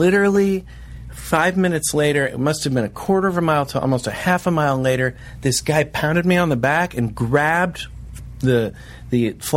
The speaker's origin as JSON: {"language": "English", "country": "United States", "said": "I'm an American"}